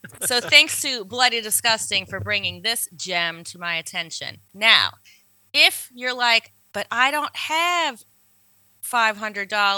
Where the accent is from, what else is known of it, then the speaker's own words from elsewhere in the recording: New Orleans, Louisiana, United States; when I was growing up here in New Orleans